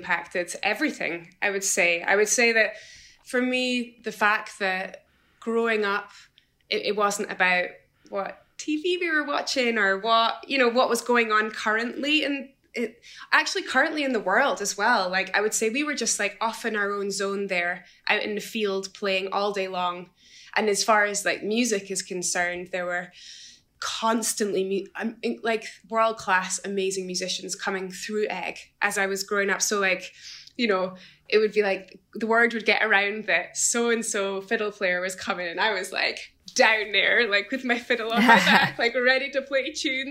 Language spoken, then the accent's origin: English; Edinburgh, Scotland, United Kingdom; also born or lived in Isle of Eigg; even though I grew up in Edinburgh, I did my high school in Edinburgh, and the majority of my schooling in Edinburgh